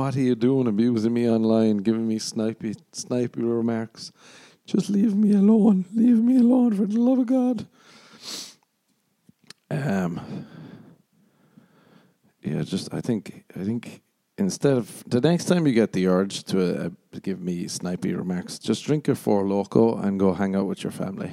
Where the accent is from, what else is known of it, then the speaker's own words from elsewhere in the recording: Ireland; moved away; growing up in Ireland